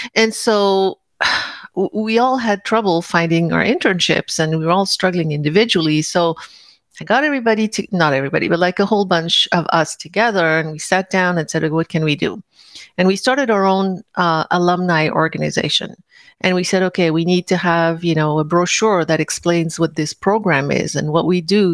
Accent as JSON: {"language": "English", "town": "Paris", "region": "Île-de-France", "country": "France", "tie": "born or raised there", "moved": "yes", "said": "I grew up in Paris"}